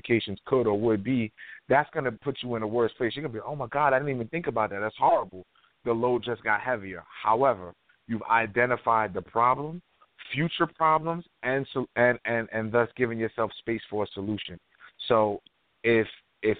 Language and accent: English; New York, United States; I'm from New York